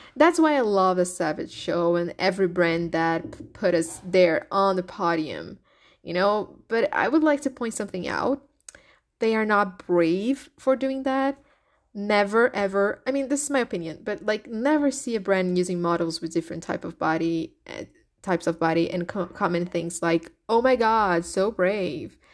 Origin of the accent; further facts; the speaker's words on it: Brazil; first language Portuguese; English is a second language; I'm Brazilian. So my first language is Portuguese, is not English